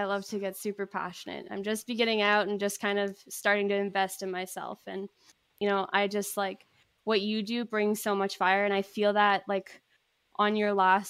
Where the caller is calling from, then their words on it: Kelowna, British Columbia, Canada; I am joining you from Kelowna, BC, Canada.